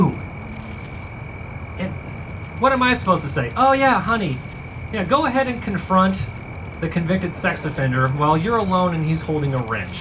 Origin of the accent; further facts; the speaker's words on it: Tulsa, Oklahoma, United States; I grew up in South Tulsa